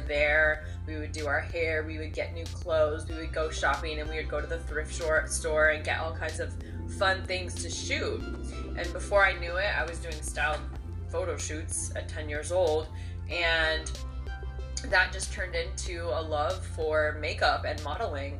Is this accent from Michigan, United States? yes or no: no; Seattle, Washington, United States; I'm actually from Seattle and I grew up with a camera in my hand